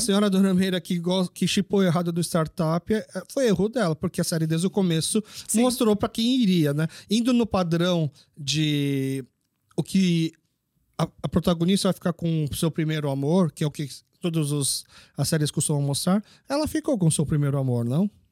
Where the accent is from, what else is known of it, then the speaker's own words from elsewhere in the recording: Brazil; sou brasileiro. Mas meus pais são coreanos